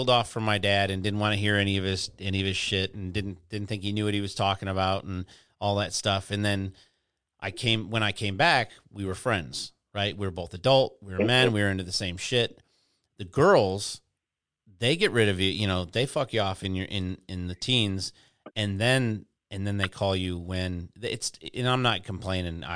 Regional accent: Detroit, Michigan, United States; moved away as an adult; also born or lived in Houston, Texas; now in Florida, United States; I'm in Florida, dude, and I grew up in Detroit, and I spent some of my childhood in Houston

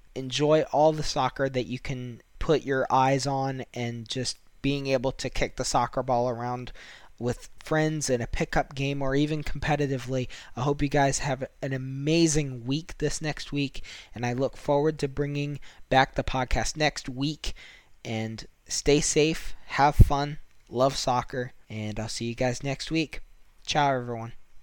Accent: United States; as a American

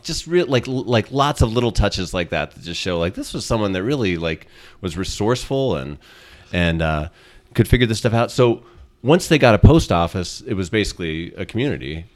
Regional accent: Cedar Crest, New Mexico, United States; also born or lived in Arizona / Colorado; growing up in Cedar Crest was fantastic

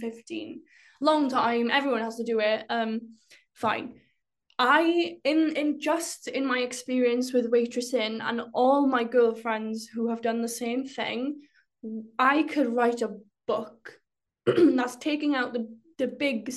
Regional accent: rural Wales, United Kingdom; my experience as a Welsh girl in rural Wales

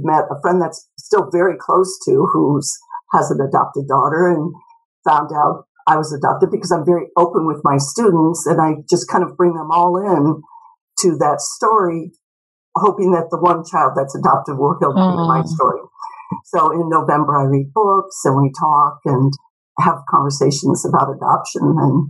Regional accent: Kansas, United States; also born or lived in St. Louis; And I grew up in Kansas, St. Louis.

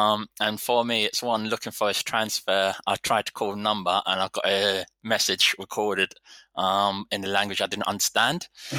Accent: England, United Kingdom; And I think as English, we are just kind of like, we expect everyone to talk English.

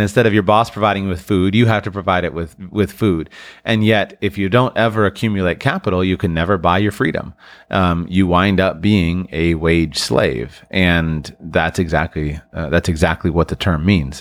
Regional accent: United States; For those of us who were born and raised in the United States

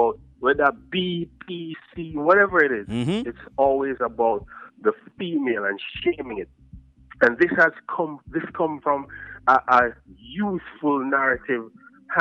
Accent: Buff Bay, Portland, Jamaica; also born or lived in Belvedere, Jamaica; Buff Bay was the place that I spent a lot of time, and I grew up there as well

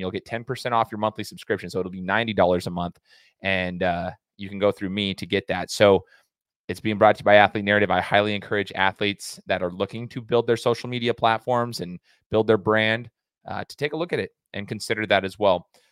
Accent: Treasure Valley, Idaho, United States; born and raised in the Treasure Valley

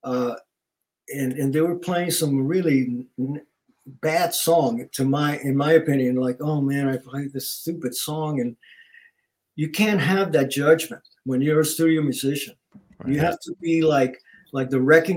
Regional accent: Puerto Rico; also born or lived in New York; now in Los Angeles, United States; Growing up in Puerto Rico

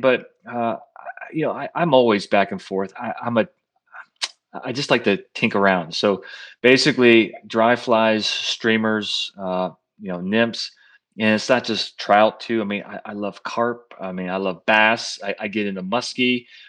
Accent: Pennsylvania, United States; when I grew up in Pennsylvania, I mean, I grew up in, like, the sticks up in the country, north country

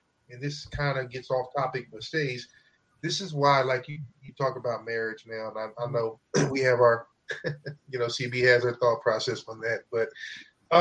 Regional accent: Midwest, United States; we're from the Midwest

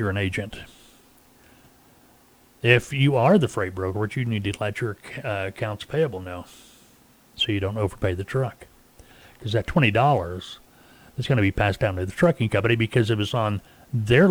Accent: Arkansas, United States; I live here. It's my home state

